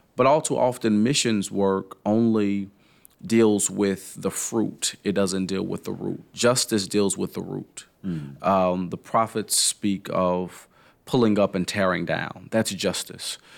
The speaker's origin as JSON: {"language": "English", "town": "Nashville", "region": "Tennessee", "country": "United States", "tie": "born or raised there", "moved": "yes", "lives_now": "Louisville, United States", "said": "I grew up in Nashville"}